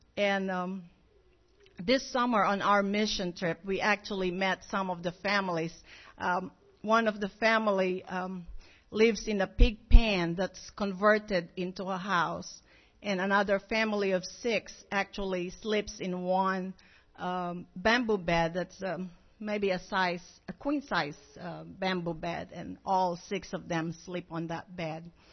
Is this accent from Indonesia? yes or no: no; Philippines; moved away as an adult; now in Monticello, United States; we are originally from the Philippines